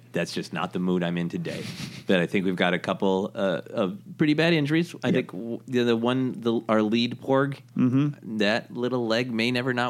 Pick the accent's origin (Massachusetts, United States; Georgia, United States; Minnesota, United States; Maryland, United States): Minnesota, United States; You know, I'm from Minnesota, a land of ice and snow, and there is a particular joy and shame.